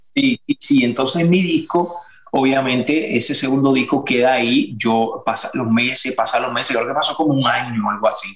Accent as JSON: {"language": "Spanish", "country": "Puerto Rico", "also_born_or_lived": "Miami", "moved": "as an adult", "said": "soy de Puerto Rico, somos de Puerto Rico, en Puerto Rico somos bien musicales."}